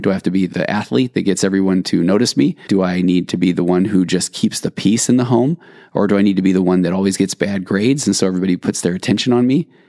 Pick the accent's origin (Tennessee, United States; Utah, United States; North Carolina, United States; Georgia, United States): Utah, United States; Sandy; now in California, United States; growing up in Sandy, Utah